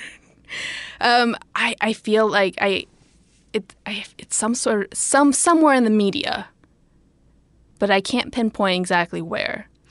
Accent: United States; raised American

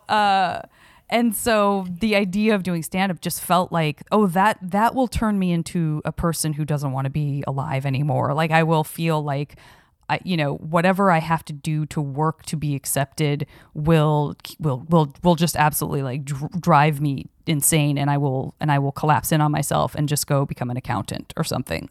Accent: Tucson, Arizona, United States; moved away; growing up in Tucson, Arizona

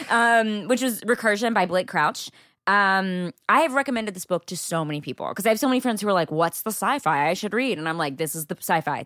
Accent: Texas, United States; I am from there

